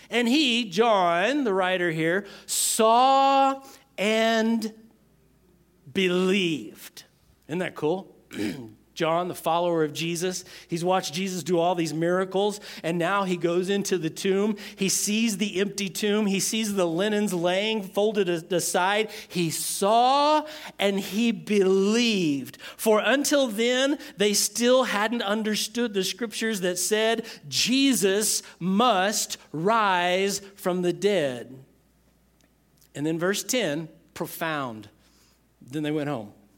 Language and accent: English; Texas, United States; I'm from Texas.